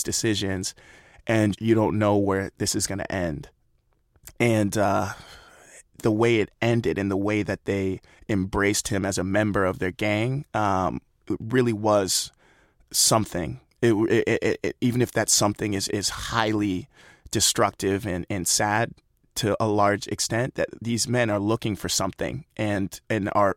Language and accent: English; United States; growing up in America as a young black man